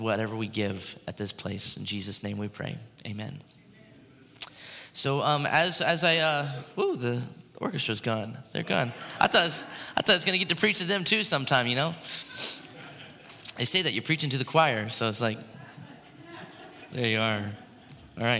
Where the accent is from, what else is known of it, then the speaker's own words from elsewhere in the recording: Port Orange, Florida, United States; There's a pier where I grew up in Port Orange, Florida, the Sunglow Pier